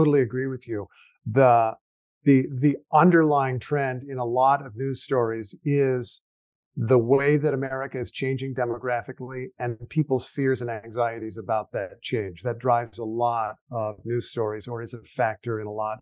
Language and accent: English; Indiana, United States; I grew up in Indiana